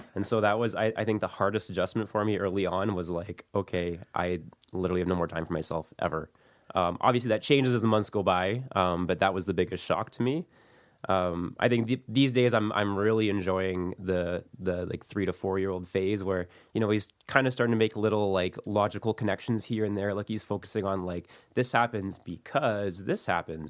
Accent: St. Catharines, Ontario, Canada; I grew up in Saint Catharines.

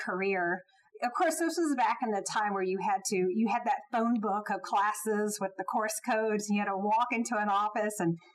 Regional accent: Jacksonville, Florida, United States; moved away as an adult; now in Atlanta, United States; I grew up not too far from Georgia in Jacksonville, Florida

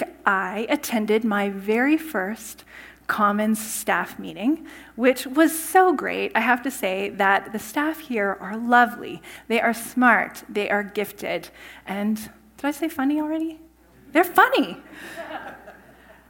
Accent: Saskatchewan, Canada; moved away as an adult; also born or lived in California; I grew up in Saskatchewan in a small town

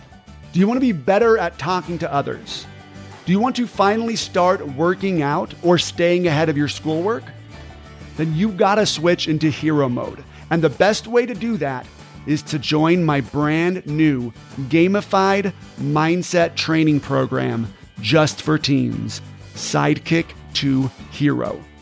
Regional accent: California, United States; Growing up in Orange County, California, I was the only person in my friend group who went to the church that I went to.

